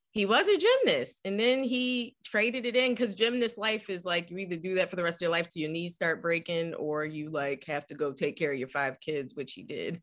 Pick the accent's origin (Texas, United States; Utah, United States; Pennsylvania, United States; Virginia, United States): Pennsylvania, United States; Philadelphia; moved away; growing up in West Philly was incredible